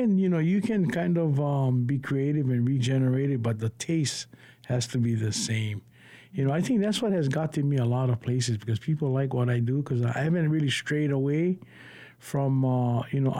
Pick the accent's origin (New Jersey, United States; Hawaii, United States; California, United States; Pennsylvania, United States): Hawaii, United States; Laie; growing up in Leia with a mixture of Polynesia